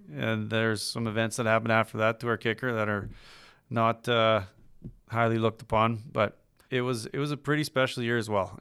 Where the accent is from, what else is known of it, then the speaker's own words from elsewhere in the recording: Regina, Saskatchewan, Canada; I'm from Regina